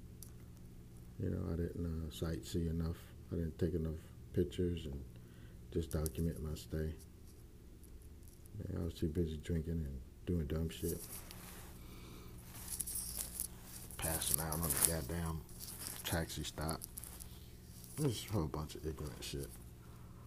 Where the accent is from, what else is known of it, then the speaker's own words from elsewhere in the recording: Houston, Texas, United States; me growing up in Fifth Ward